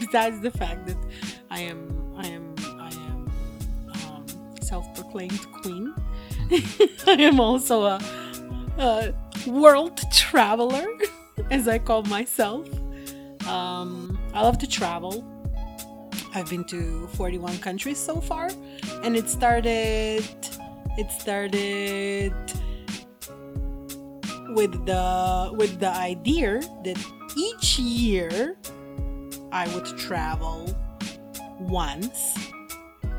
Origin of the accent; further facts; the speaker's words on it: Slovenia; first language Slovenian; English is a second language; moved away as an adult; now in China; I come from Slovenia, and I've been living in China for the past 10 years.